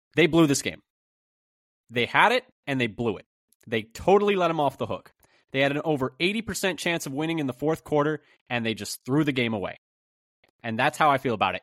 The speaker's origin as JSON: {"language": "English", "area": "Bay Area", "region": "California", "country": "United States", "tie": "born or raised there", "said": "I grew up in the Bay Area"}